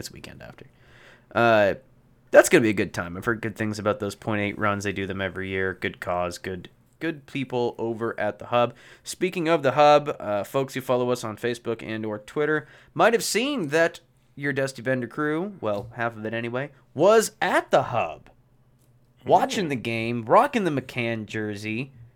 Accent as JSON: {"language": "English", "region": "Pacific Northwest", "country": "United States", "tie": "born or raised there", "said": "growing up in the Pacific Northwest"}